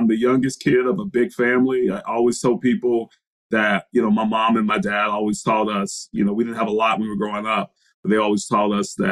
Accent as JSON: {"language": "English", "town": "Brunswick", "region": "Georgia", "country": "United States", "tie": "born or raised there", "said": "I grew up in Brunswick, Georgia."}